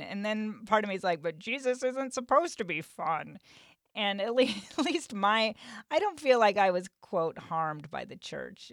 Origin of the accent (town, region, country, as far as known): Western Nebraska, United States